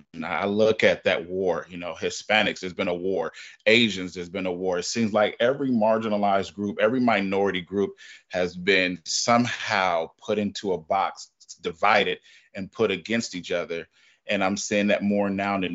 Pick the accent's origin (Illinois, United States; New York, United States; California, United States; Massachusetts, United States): California, United States; I grew up in California.